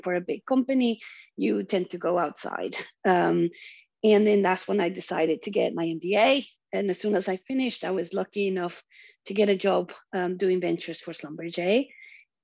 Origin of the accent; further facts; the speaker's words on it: Colombia; moved away as an adult; also born or lived in Houston; I'm originally from Colombia in South America.